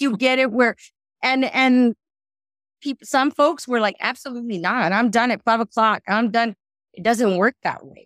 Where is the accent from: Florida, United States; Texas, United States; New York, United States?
Texas, United States; Rio Grande Valley; also born or lived in San Marcos, Texas / California; I was born and raised in the Rio Grande Valley